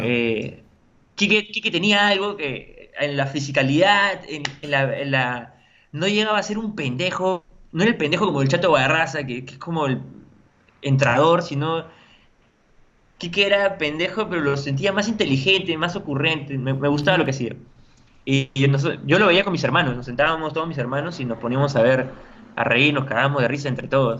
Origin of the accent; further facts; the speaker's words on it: La Paz, San Miguel, Lima, Peru; Tengo gente de mi barrio, yo, eh, yo soy de La Paz, de San Miguel